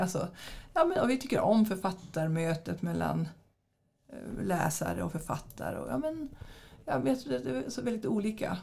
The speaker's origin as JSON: {"language": "Swedish", "area": "near Skellefteå", "region": "Västerbotten County", "country": "Sweden", "also_born_or_lived": "Jönköping", "moved": "as an adult", "lives_now": "Västervik, Sweden", "said": "vi hade ju ett litet bibliotek där, där jag kommer ifrån"}